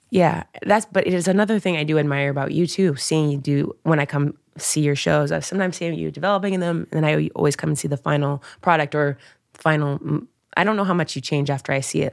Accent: Dayton, Ohio, United States; moved away; I grew up in Dayton, Ohio

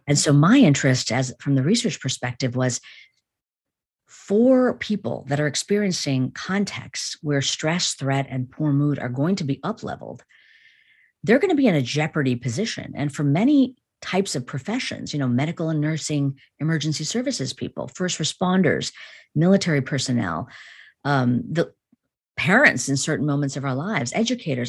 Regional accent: Chicago, Illinois, United States; born or raised there

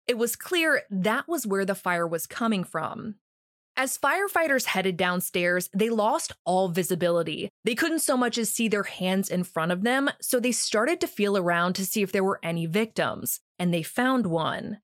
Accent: Richmond, Virginia, United States; my hometown, Richmond, Virginia

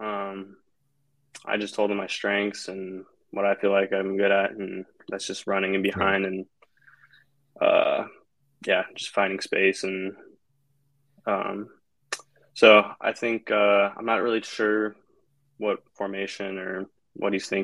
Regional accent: West Coast, United States; moved away as an adult; also born or lived in Colorado; now in Atlanta, United States; I grew up on the West Coast

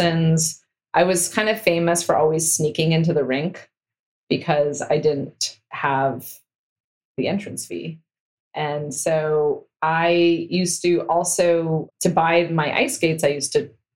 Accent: Stanford, California, United States; I grew up on Stanford campus

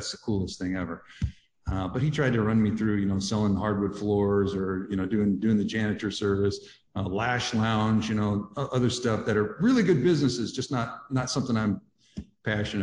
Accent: Grand Coulee, Washington, United States; the Grand Coulee Dam, which is where I grew up.

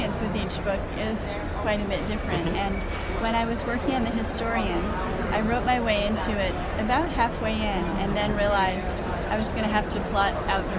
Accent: United States; also born or lived in Slovenia; I grew up in the U.S.

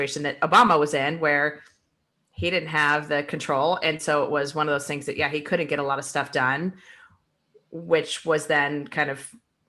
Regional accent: Akron, Ohio, United States; moved away; also born or lived in Arizona; I'm from Ohio. So in the 80s and, you know, we were leaving Ohio to move to Arizona because of the fact that like Akron was basically shutting down.

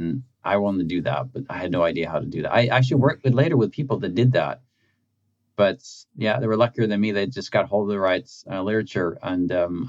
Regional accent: Norway; I grew up in a kind of small town, blue collar kind of industrial town, where my memories of kind of growing up is a bit like just all the factories

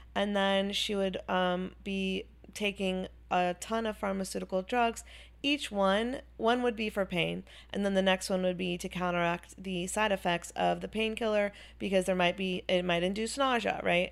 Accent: Chapel Hill, North Carolina, United States; also born or lived in Wilmington, North Carolina; I grew up in Chapel Hill, North Carolina

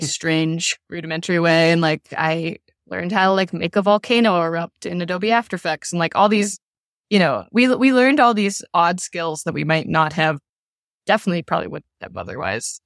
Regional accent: Louisville, Kentucky, United States; my hometown, in Louisville

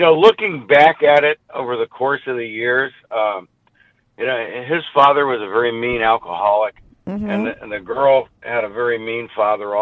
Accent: the South, United States; I grew up in the South

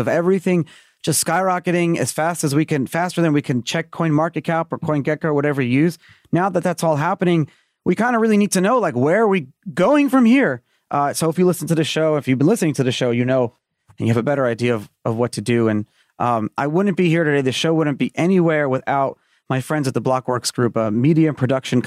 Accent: New York City, New York, United States; I grew up in Brooklyn.

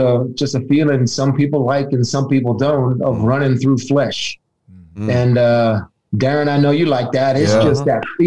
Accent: San Francisco, California, United States; also born or lived in Roseville, California / Arizona; growing up in San Francisco

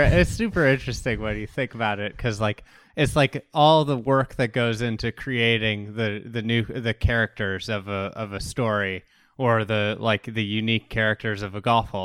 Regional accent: Midwest, United States; as a Midwesterner who's, you know, grown up playing all around here

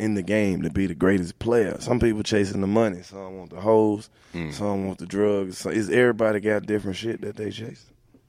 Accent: Oxford, Mississippi, United States; I'm the only person from Oxford, Mississippi that do the shit that I do.

